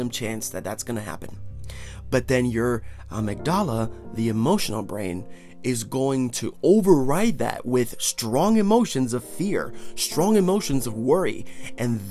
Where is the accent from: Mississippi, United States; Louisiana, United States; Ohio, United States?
Ohio, United States; Northeast; I'm from Northeast Ohio